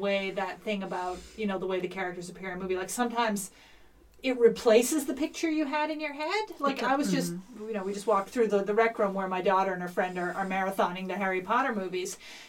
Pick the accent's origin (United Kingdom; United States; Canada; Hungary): Canada; Newfoundland and Labrador; Newfoundland, certainly when I grew up